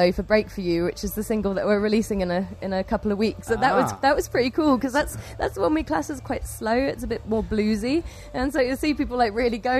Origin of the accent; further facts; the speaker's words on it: Cambridge, East of England, United Kingdom; we play heavy rock music and we're from Cambridge.